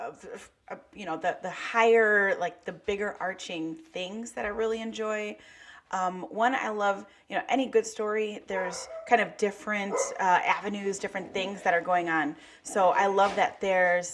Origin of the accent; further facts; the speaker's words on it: Chicago, Illinois, United States; I'm also from Chicago, born and raised